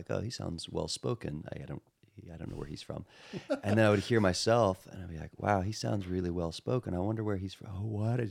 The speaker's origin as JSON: {"language": "English", "region": "Texas", "country": "United States", "tie": "born or raised there", "accent": "Texas", "said": "And I grew up in Texas."}